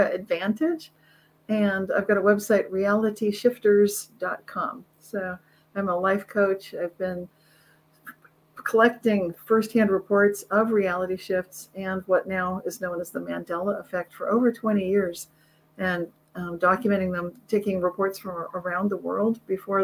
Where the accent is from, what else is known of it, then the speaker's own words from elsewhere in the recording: Carmichael, California, United States; I grew up in the Sacramento area, Carmichael, really close